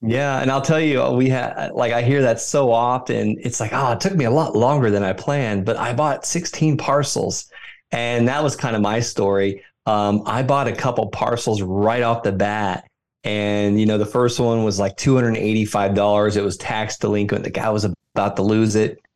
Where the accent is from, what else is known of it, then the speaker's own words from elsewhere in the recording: Florida, United States; moved away; also born or lived in Fort Carson, Colorado; I invest right where I grew up in Florida